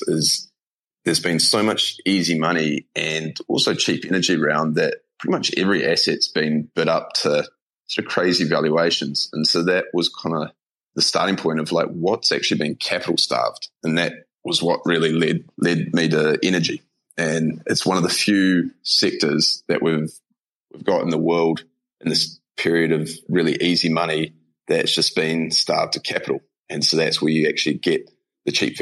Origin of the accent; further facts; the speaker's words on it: New Zealand; accent: Kiwi; moved away as an adult; also born or lived in Australia; now in Bali, Indonesia; I'm a Kiwi, in case anyone can't pick up from the accent. Grew up on a farm in New Zealand